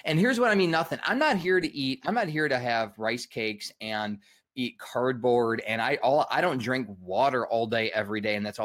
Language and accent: English; Michigan, United States; I'm from Michigan, we call it pop